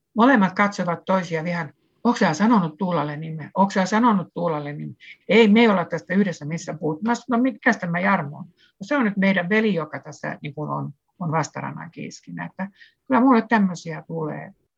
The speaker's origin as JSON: {"language": "Finnish", "region": "Southwest Finland", "country": "Finland", "said": "samalta suunnalta saaristosta kuin minäkin olen kotoisin"}